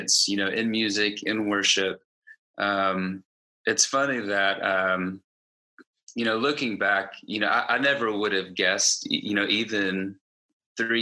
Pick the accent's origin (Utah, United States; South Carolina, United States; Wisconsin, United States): South Carolina, United States; Greenville; I'm from Greenville, South Carolina, and I am a full-time worship director at a church here in Greenville